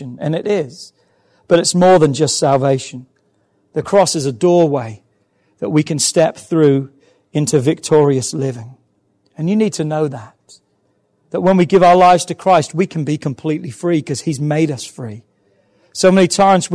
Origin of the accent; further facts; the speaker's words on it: England, United Kingdom; I'm English